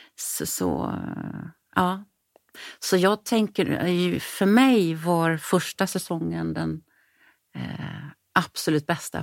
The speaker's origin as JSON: {"language": "Swedish", "town": "Sarpsborg", "region": "Østfold", "country": "Norway", "tie": "born or raised there", "also_born_or_lived": "Stockholm, Sweden", "first_language": "Norwegian", "second_language": "Swedish", "moved": "as an adult", "lives_now": "Gothenburg, Sweden", "said": "Och sen så bestämde vi oss för att flytta till Norge. Eh, tillbaka till min hemstad"}